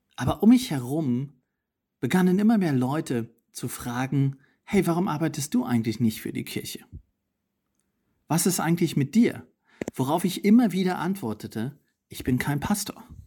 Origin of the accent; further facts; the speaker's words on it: East Germany, Germany; also born or lived in Potsdam / Italy; now in Berlin, Germany; Ich bin in Ostdeutschland aufgewachsen, in einer nichtchristlichen Familie